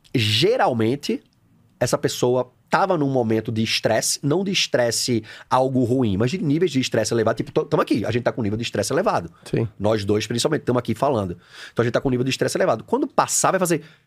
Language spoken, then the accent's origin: Portuguese; Recife, Pernambuco, Brazil; eu sou de Recife, formado em educação física